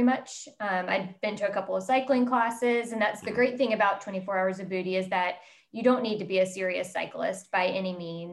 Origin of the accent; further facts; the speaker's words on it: Charlotte, North Carolina, United States; also born or lived in Baltimore; I'm actually from Charlotte originally